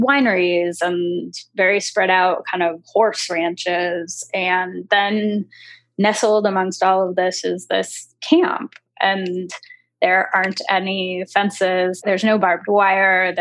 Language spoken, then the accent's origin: English; Los Angeles, California, United States; I grew up